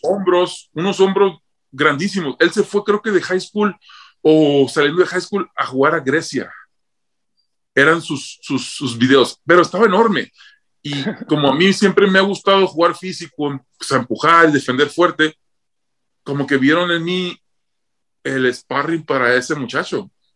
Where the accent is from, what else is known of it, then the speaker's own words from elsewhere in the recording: Rosario, Mexico; moved away; Me recibieron con la banda entrando a Rosario.